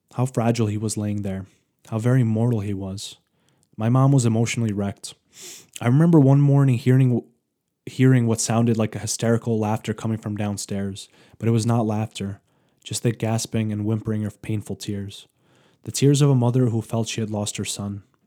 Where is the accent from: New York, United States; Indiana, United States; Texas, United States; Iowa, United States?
New York, United States; moved away; I'm originally from New York